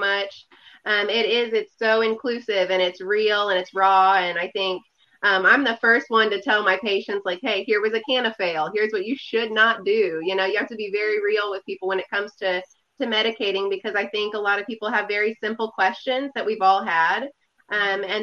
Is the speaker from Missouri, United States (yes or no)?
yes; Southwest Missouri, United States; I am from Southwest Missouri